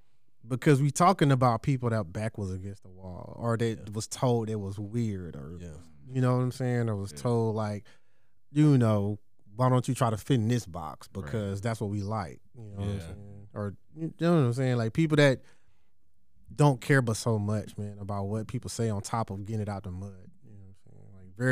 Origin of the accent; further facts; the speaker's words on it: Georgia, United States; certain people didn't even know I was from the South or didn't know that I was from Georgia.